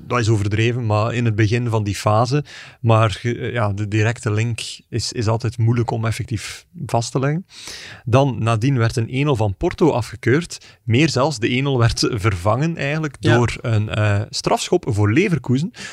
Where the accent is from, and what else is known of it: Belgium